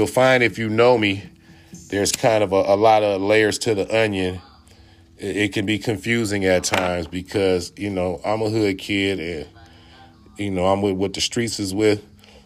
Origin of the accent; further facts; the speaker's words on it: Oakland, California, United States; moved away as an adult; I'm from Oakland, I'm from the West, and I was born a project kid. I probably moved out of the project around age 5, but I moved right across the street, so I grew up still spending my time in the same project where I was born